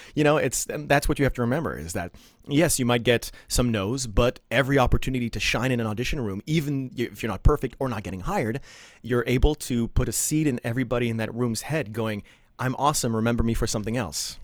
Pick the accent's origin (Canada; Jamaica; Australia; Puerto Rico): Canada; Ottawa, Ontario; English is a second language; moved away as an adult; now in New York, United States; I was born in Ottawa, Ontario